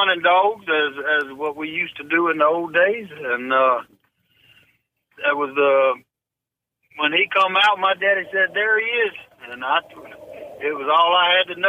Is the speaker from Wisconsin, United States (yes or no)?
no; Ponchatoula, Louisiana, United States; I was born in Ponchatoula, Louisiana.